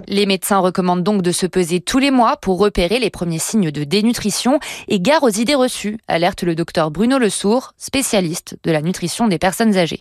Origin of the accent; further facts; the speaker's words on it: France; chez nous en France